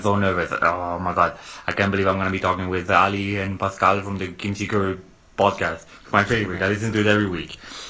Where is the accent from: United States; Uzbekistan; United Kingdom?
Uzbekistan; Yes, I'm from Uzbekistan, as you can tell by my name.